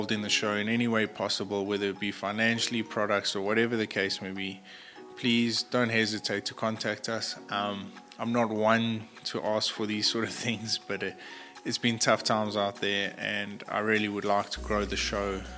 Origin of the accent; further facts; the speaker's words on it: South Africa; as a South African professional hunter